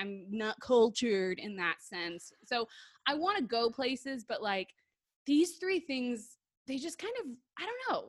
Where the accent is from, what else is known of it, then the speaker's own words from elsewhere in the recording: Detroit, Michigan, United States; moved away; also born or lived in Texas; I grew up in Detroit